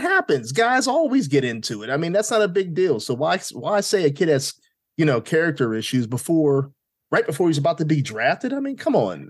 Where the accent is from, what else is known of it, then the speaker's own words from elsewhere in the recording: Pittsburgh, Pennsylvania, United States; now in Richmond, United States; I was born in Pittsburgh.